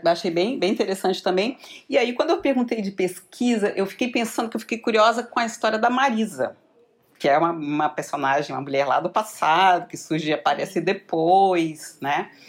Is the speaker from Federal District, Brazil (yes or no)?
yes; Brasília, Federal District, Brazil; É, eu sou de fora, então vem para cá, sou de Brasília, então você quer o mar, né?